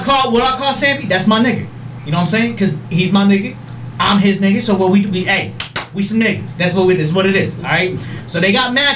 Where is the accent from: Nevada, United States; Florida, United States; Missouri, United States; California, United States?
Nevada, United States; Las Vegas; Well, I'm from Vegas.